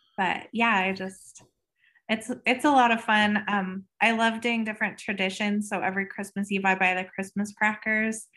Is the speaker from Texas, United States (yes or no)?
no; Colorado, United States; I live, um, in Colorado, so I'm a third generation, generation native.